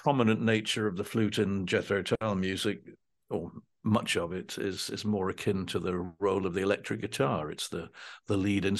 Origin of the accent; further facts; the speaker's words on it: Dunfermline, Scotland, United Kingdom; born there; Well, I was born in Dunfermline in 1947, and the band began in January of 1968.